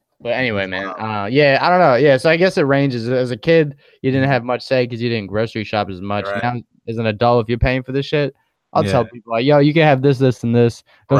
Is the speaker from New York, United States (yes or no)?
yes; New York, United States; Growing up in New York, living close to people in walking distance